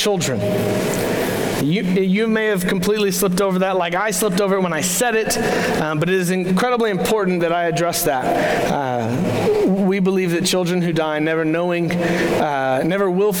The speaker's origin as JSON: {"language": "English", "town": "Crowley", "region": "Texas", "country": "United States", "tie": "born or raised there", "said": "I actually moved back to my hometown, which was Crowley, Texas"}